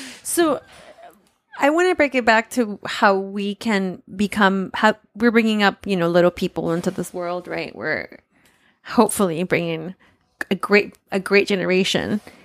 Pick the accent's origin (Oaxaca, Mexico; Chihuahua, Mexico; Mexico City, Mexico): Oaxaca, Mexico; moved away; I grew up, you know, and I came from Oaxaca